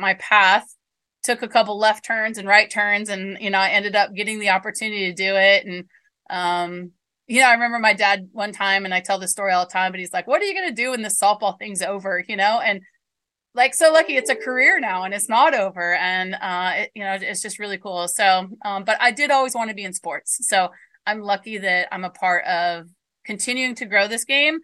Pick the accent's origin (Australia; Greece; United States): United States; I'm American